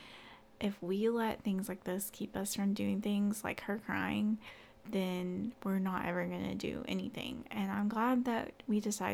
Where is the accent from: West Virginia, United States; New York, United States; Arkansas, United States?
Arkansas, United States; Central; moved away as an adult; now in Northwest Arkansas, United States; we're from Central Arkansas